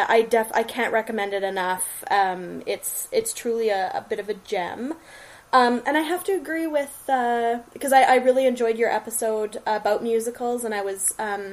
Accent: Canada; I'm Canadian.

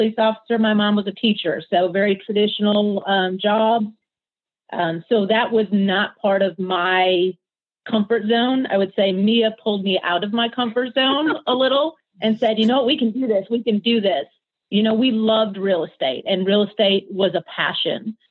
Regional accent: Detroit, Michigan, United States; moved away as an adult; also born or lived in Kalamazoo, Michigan / Orlando, Florida / Charleston, South Carolina; now in Nashville, United States; I grew up in Detroit, born and raised, lived there.

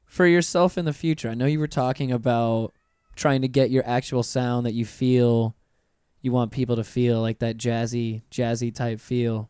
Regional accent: Pensacola, Florida, United States; moved away as an adult; now in Orlando, United States; I'm originally from Pensacola

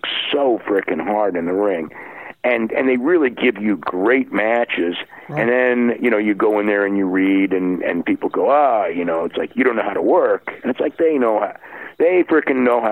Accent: California, United States; growing up in California

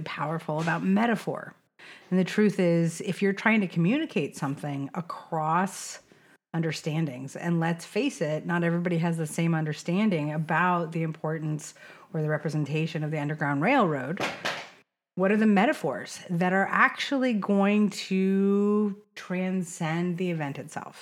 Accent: Sonoma County, California, United States; I grew up in Sonoma County

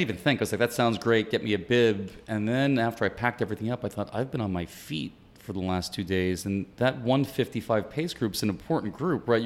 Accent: New York City, New York, United States; moved away; also born or lived in Miami; I'm originally from New York City

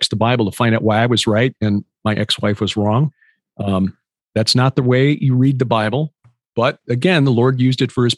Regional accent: Chicago, Illinois, United States; I'm from Chicago

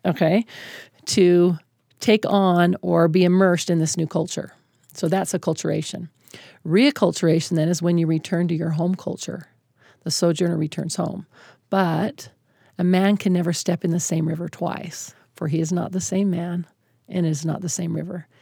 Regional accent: Utah, United States; I'm a white woman, born and raised in Utah

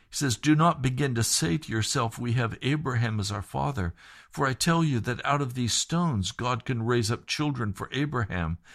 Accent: Sharon, Pennsylvania, United States; I grew up in Sharon, Pennsylvania, out in the country, Sharpsville, Greenville.

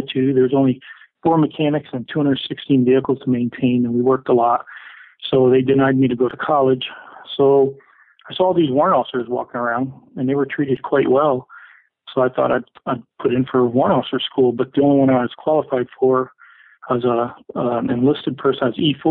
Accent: Adirondack Mountains, upstate New York, United States; moved away as an adult; now in Missoula, United States; I grew up in upstate New York, and when I say upstate, I mean up near the Canadian border in the Adirondack Mountains

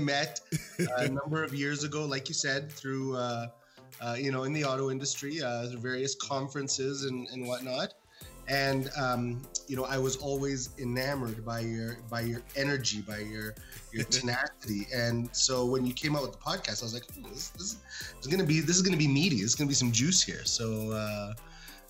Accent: Canada; also born or lived in Cairo, Egypt; we came to Canada when I was six months old or so.

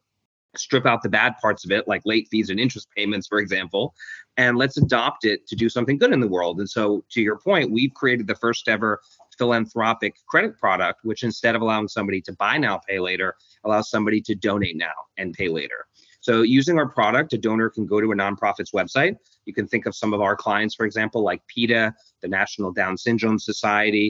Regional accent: London, United Kingdom; moved away; also born or lived in Hong Kong; I was born in Hong Kong, and then grew up in London, England.

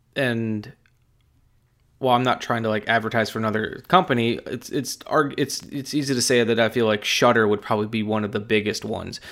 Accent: Wisconsin, United States; I'm from Wisconsin, my dad's side of the family is all from the Appalachian Mountain Range in Virginia

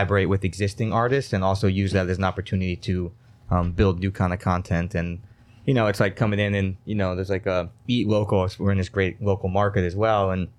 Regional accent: Stone Ridge, New York, United States; Yeah, I also grew up in the area. I was born at home in Stone Ridge area. Grew up in that kind of Onteora.

